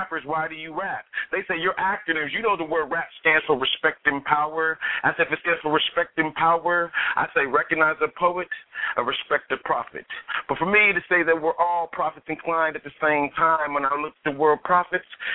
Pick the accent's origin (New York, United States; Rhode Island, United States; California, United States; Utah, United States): California, United States; Vallejo; now in Sacramento, United States; I'm originally from Vallejo, California, but I reside in the Sacramento area